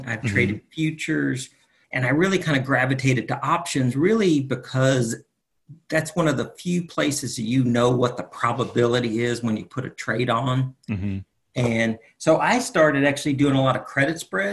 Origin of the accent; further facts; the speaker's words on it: Winter Park, Florida, United States; moved away; also born or lived in Charlotte; I'm from Winter Park originally